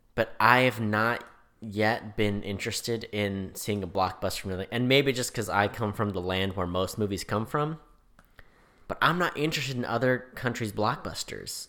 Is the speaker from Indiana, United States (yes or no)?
no; California, United States; I'm from California